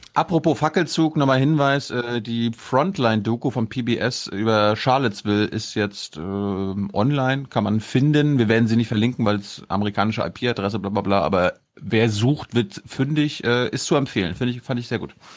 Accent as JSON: {"language": "German", "country": "Germany", "tie": "born or raised there", "said": "am Plauer See in meiner Heimat"}